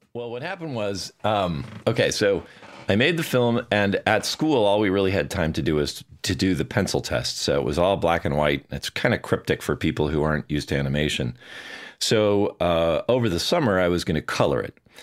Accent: Bloomington, Minnesota, United States; also born or lived in Edina, Minnesota; I was born in Bloomington, Minnesota. Well, actually, Edina, but I grew up in Bloomington, which is, uh, you know, just south of the Twin Cities

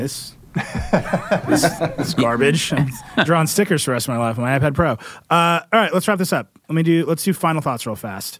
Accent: Wisconsin, United States; I just had some real flashbacks to growing up in Wisconsin.

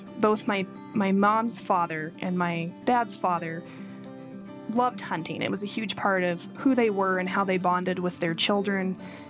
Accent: Rawlins, Wyoming, United States; My brother and I were born in Rawlins, Wyoming, but we were raised in the Red Desert. These wide horizons, the sweep of sky against earth, are our home.

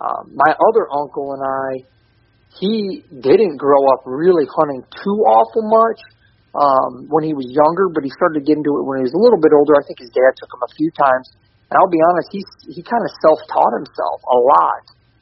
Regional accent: Canada; born there; So he actually shot a moose the day I was born in Canada.

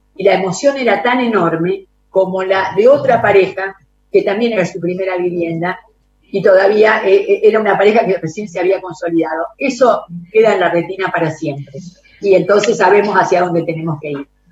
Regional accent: Argentina; como Argentina y como argentinos

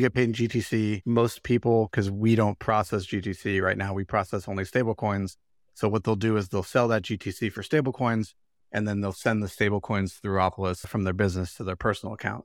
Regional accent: Chicago, Illinois, United States; I'm from Chicago

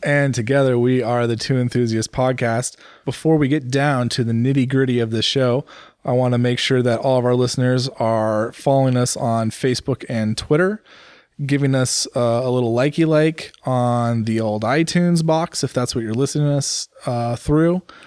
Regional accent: United States; for me as an American

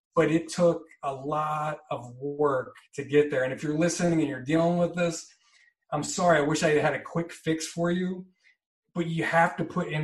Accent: New Jersey, United States; moved away as an adult; also born or lived in Chicago / Milwaukee / Phoenix; now in Los Angeles, United States; I'm from New Jersey, born and raised

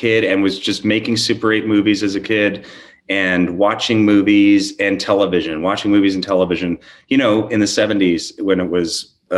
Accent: New York, United States; we grew up in New York

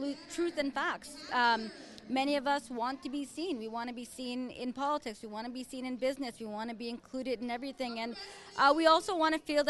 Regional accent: Winnipeg, Manitoba, Canada; I was born and raised in Winnipeg

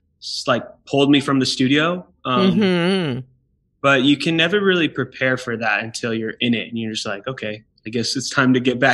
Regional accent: California, United States; from California, which I love the East Coast, but it was a shock.

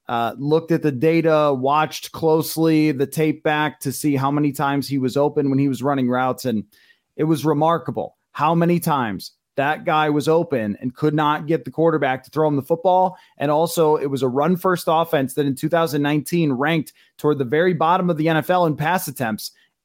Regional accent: Buffalo, New York, United States; moved away; I hail from Buffalo and have friends in Buffalo.

